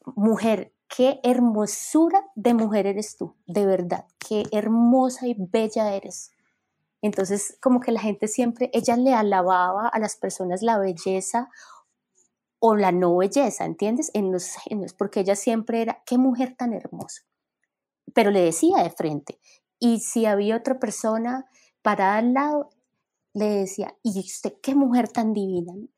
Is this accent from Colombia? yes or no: yes; Colombia; moved away as an adult; now in United States; yo me fui de Colombia